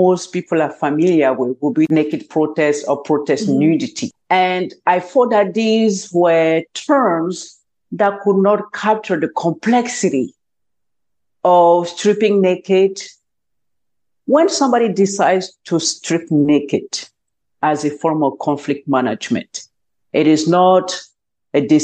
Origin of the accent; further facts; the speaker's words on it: Côte d’Ivoire; moved away as an adult; now in United States; I'm originally from Cote d'Ivoire, which is in West Africa, and the official language there is French. So I went to the United States in 2004 for my graduate school